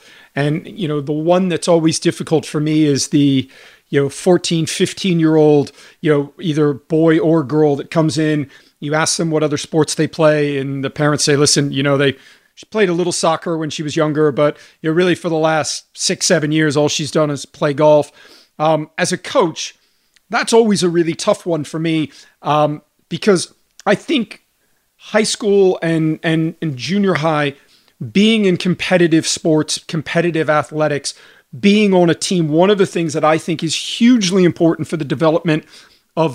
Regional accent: Houston, Texas, United States; I grew up in Houston, Texas. Let's go.

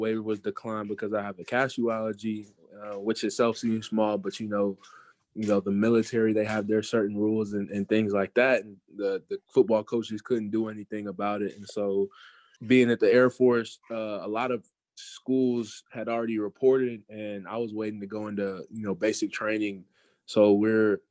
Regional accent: Garland, Texas, United States; growing up in Garland in the Dallas area

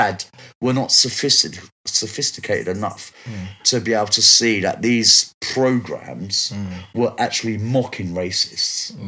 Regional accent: London, United Kingdom; Bricky girl. I was born in Shakespeare Road in Brixton.

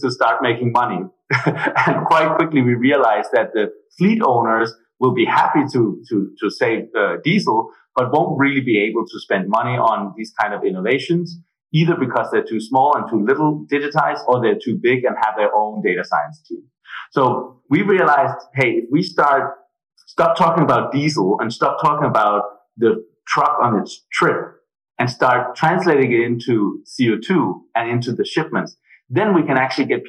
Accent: Denmark; moved away as an adult; also born or lived in Germany; now in Berlin, Germany; I'm originally from Denmark. I moved to Germany right after my studies

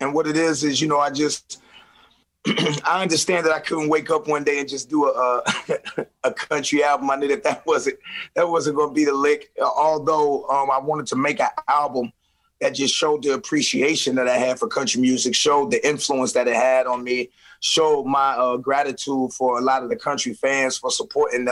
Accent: St. Louis, Missouri, United States; I'm from St. Louis.

